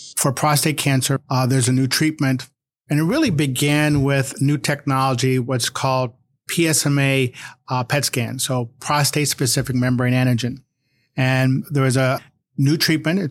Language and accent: English; Cleveland, Ohio, United States; now in Virginia, United States; I grew up in Cleveland